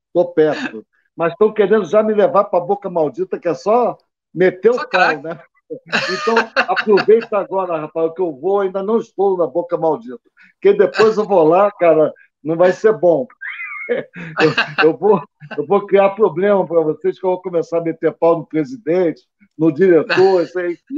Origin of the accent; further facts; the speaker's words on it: Rio de Janeiro, Brazil; now in Petrópolis, Brazil; Eu sou carioca, das Laranjeiras, nasci do lado do Flamengo, do, do Fluminense, aliás